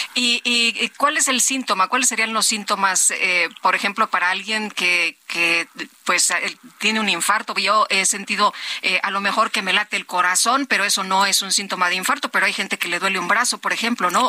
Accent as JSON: {"language": "Spanish", "region": "Zacatecas", "country": "Mexico", "said": "Yo soy de Zacatecas"}